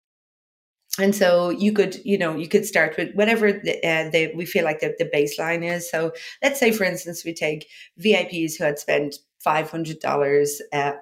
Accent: Ireland; moved away; also born or lived in Dublin; I'm from Ireland originally

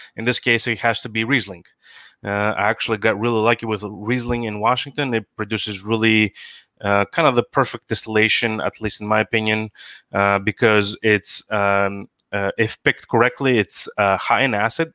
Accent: Greece; moved away as an adult; now in Seattle, United States; I live in the US, born and raised in Greece, came here for uh, school, landed a job

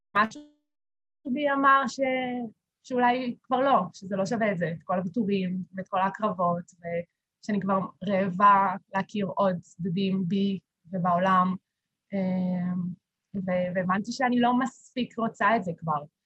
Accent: Kiryat Ono, Central District, Israel; also born or lived in Beersheba; אני במקור מקריית אונו

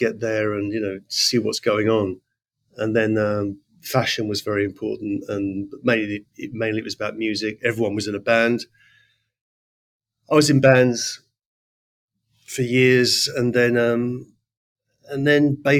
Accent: Letchworth, East of England, United Kingdom; now in New York, United States; I grew up in Letchworth.

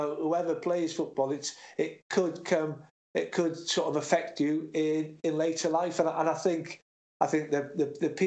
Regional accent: North Wales, United Kingdom; moved away; I'm not from Cardiff. I'm from North Wales, but we're a small country

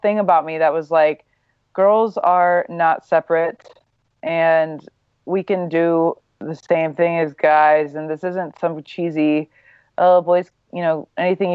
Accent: Midwest, United States; I grew up in the Midwest, very normal

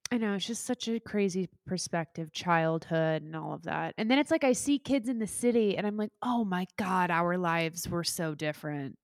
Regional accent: Midwest, United States; moved away as an adult; also born or lived in Saint Louis; now in New York, United States; I loved growing up in the Midwest

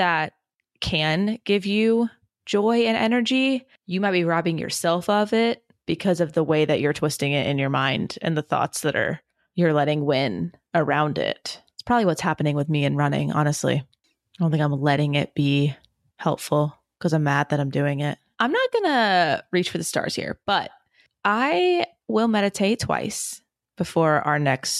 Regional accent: Germany; born there; I was born in Germany.

